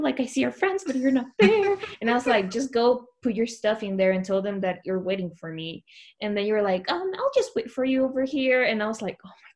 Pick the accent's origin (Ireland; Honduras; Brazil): Honduras; moved away; I was from Honduras